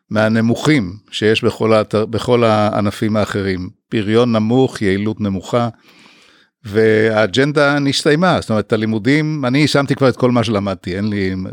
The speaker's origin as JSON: {"language": "Hebrew", "town": "Haifa", "region": "Haifa District", "country": "Israel", "tie": "born or raised there", "said": "אה, למדתי הנדסת בניין אה, בחיפה, גדלתי בחיפה בעצם מגיל 10."}